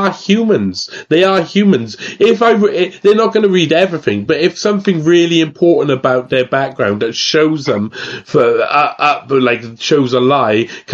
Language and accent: English; Wales, United Kingdom; I'm Welsh